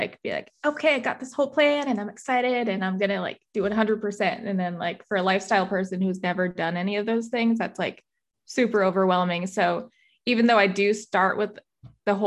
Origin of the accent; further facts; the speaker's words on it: Massachusetts, United States; moved away as an adult; also born or lived in Arizona; So I grew up in Massachusetts. And then when I was 18, I moved to Arizona to go to school